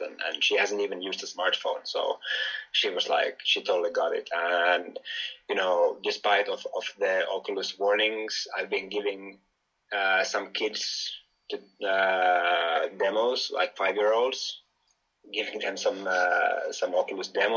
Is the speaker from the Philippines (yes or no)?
no; Finland; moved away; also born or lived in Greece; I'm Finnish from Finland.